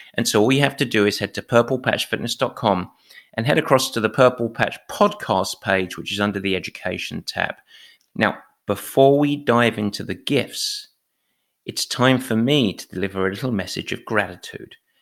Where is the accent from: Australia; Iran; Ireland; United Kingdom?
United Kingdom; England; as an Englishman